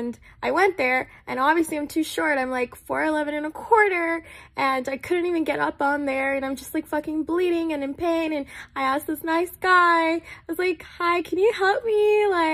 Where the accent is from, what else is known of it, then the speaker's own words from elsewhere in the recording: Texas, United States; moved away as an adult; also born or lived in Nepal; now in Sacramento, United States; I was born in Nepal. I migrated from Nepal to America at the age of 9. I was raised in Texas.